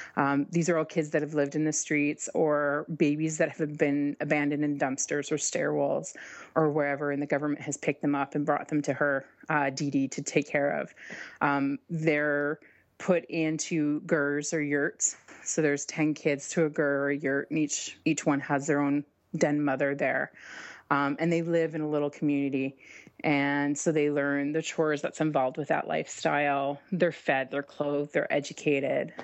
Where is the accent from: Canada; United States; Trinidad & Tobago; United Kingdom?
Canada; I'm Canadian